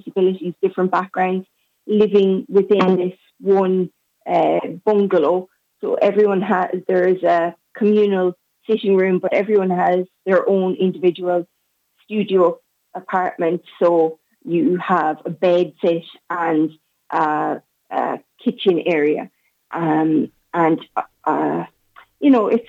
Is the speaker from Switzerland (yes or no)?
no; Castlebar, Connacht, Ireland; moved away as an adult; now in Sligo, Ireland; I'm originally from Castlebar, but I'm living in Sligo for the past 9 years